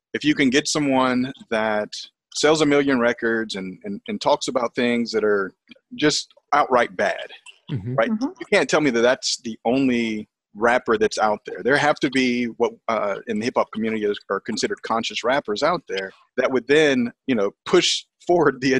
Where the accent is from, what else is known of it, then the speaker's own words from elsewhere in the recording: United States; We are all Americans